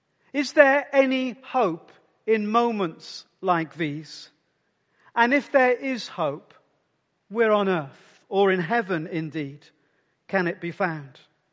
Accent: Wales, United Kingdom; in a small mining village just 25 miles from where I grew up in the South Wales Valleys

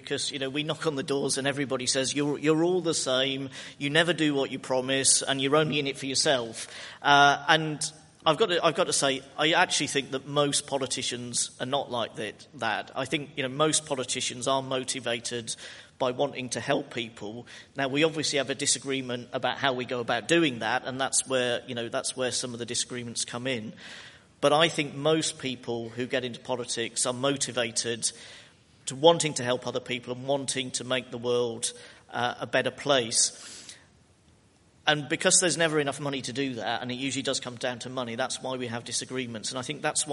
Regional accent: Yorkshire and the Humber, United Kingdom; moved away as an adult; also born or lived in Scunthorpe / Brighton; now in Ipswich, United Kingdom; I was born in Yorkshire, and then I lived near Scunthorpe, went to university in Brighton at Sussex

